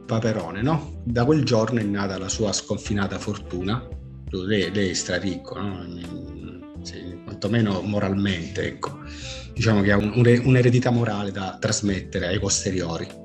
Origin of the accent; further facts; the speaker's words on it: Messina, Sicily, Italy; Sono messinese, per carità.